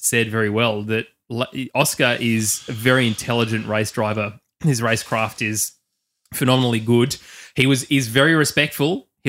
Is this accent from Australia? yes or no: yes; Australia; as Australian fans